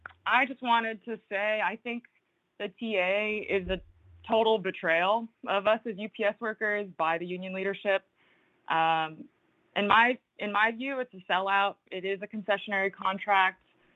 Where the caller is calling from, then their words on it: New Jersey, United States; I'm calling from North Jersey.